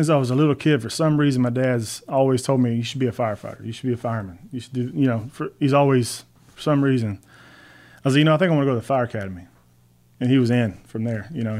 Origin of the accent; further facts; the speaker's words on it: Brenham, Texas, United States; born there; also born or lived in Navasota / Hempstead / Alice / Victoria; I was born in Brenham.